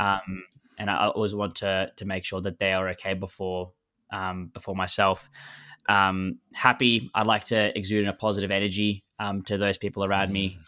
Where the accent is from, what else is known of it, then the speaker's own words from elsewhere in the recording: Melbourne, Victoria, Australia; moved away as an adult; now in London, United Kingdom; I was born and raised in Melbourne